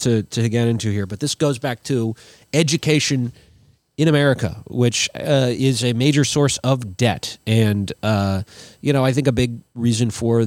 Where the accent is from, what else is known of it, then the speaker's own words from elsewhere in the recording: Minnesota, United States; as a Minnesotan